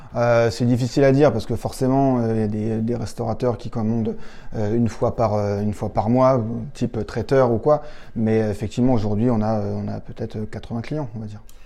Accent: Châteauroux, Centre-Val de Loire, France; moved away; on vient de Châteauroux

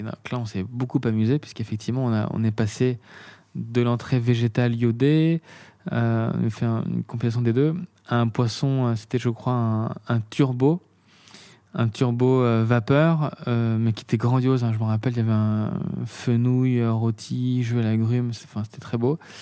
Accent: Beaune, Bourgogne-Franche-Comté, France; also born or lived in Meursault / Paris; Je suis né à Beaune

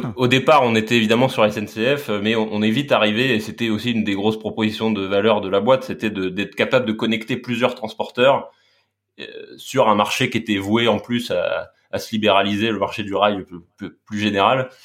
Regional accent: Laval, Pays de la Loire, France; j'ai grandi à Laval en Mayenne

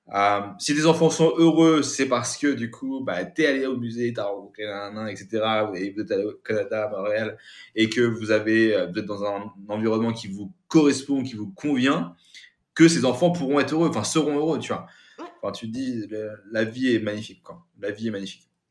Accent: France; also born or lived in Kathmandu, Nepal; je suis de Sébrien

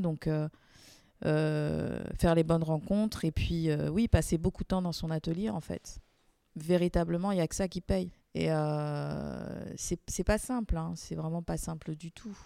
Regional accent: Guadeloupe, France; also born or lived in Paris; now in Marseille, France; Je suis originaire de la Guadeloupe

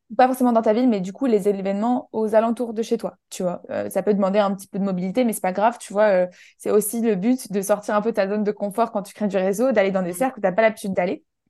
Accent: Menton, Provence-Alpes-Côte d'Azur, France; moved away as an adult; also born or lived in Paris; j'ai grandi dans le sud de la France, à côté de, de la frontière italienne, ça s'appelle Menton

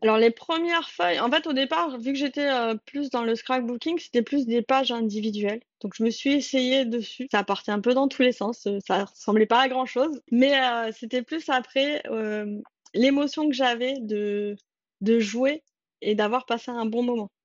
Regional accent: France; nous en tant que Français

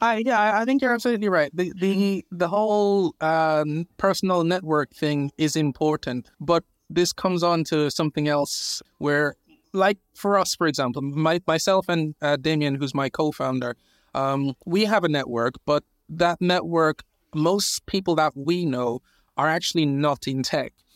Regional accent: Jamaica; now in United Kingdom; I was born in Jamaica. I've been in the U K, I think, now maybe fifteen years or so.

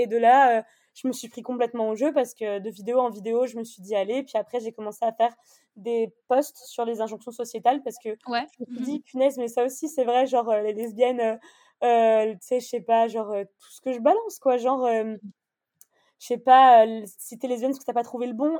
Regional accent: Annecy, Auvergne-Rhône-Alpes, France; moved away as an adult; now in Bordeaux, France; je viens d'Annecy. je suis née à Annecy et j'ai mhm. déménagé à Bordeaux maintenant.

